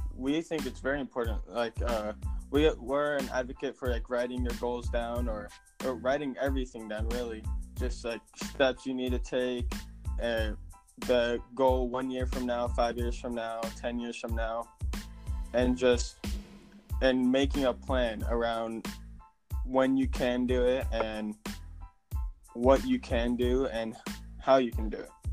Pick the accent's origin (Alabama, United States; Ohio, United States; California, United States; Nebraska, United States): California, United States; now in Virginia, United States; we're originally from California